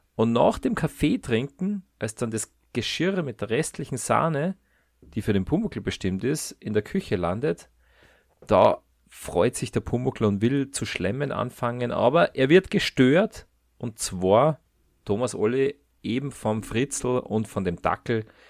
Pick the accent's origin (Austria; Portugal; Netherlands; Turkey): Austria; wir zwei, wir sind ja äh, Österreicher